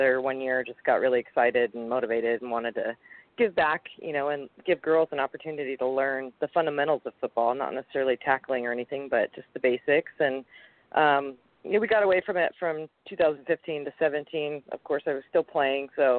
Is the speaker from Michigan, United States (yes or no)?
no; Ferndale, Washington, United States; I'm from kind of, you know, basically almost Canada up in Ferndale